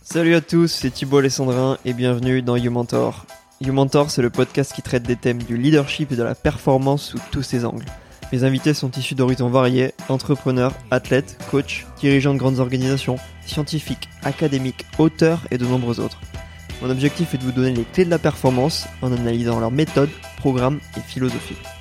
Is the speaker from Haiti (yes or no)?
no; Bordeaux, Nouvelle-Aquitaine, France; also born or lived in Nantes / Paris; je suis rentré à Bordeaux après, euh, plusieurs années à l'étranger